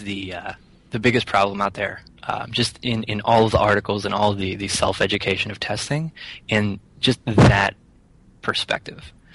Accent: Rockwood, Pennsylvania, United States; also born or lived in Somerset, Pennsylvania; now in Philadelphia, United States; I grew up in uh, Rockwood, Pennsylvania

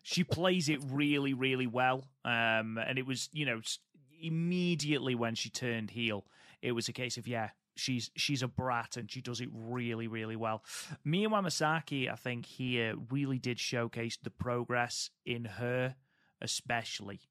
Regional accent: United Kingdom; I'm British.

